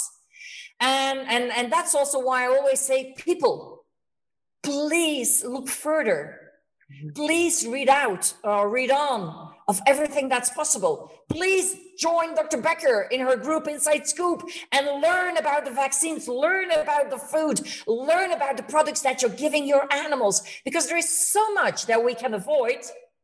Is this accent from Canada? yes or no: no; Belgium; moved away as an adult; now in Spain; I moved to Spain 17 years ago. I'm from Belgium, but I live in Spain